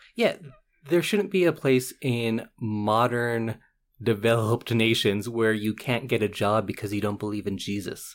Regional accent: Edmonton, Alberta, Canada; I'm from West Edmonton

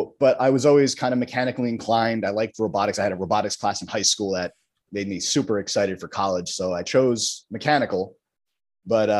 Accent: New Jersey, United States; Born and raised in North Jersey, bounced around a bunch of different towns, but I'm currently living out of Bloomfield

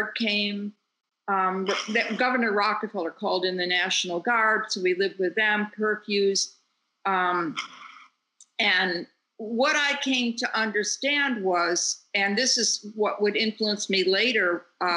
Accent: Rochester, New York, United States; I came from Rochester, New York

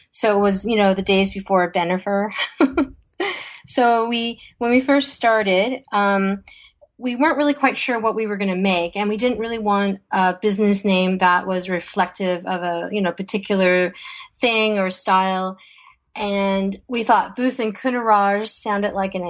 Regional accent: Toronto, Ontario, Canada; also born or lived in Vientiane, Laos; I was born in Vientiane, Laos, which is a small country in Southeast Asia near Thailand. And I was I came to Canada when I was 4 years old, and my parents chose Toronto

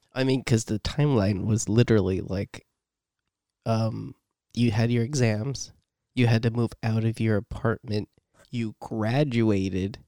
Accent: San Jose, California, United States; I come from East Side San Jose.

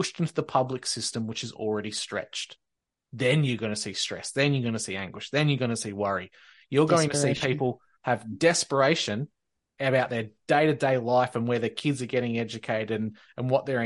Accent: Victoria, Australia; I actually love my hometown and love my area so much that I never would

